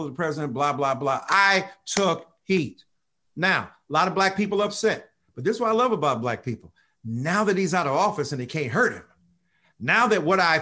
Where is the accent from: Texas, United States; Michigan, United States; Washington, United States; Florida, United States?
Michigan, United States; Detroit; I'm from Detroit, so I'm a hustler, baby.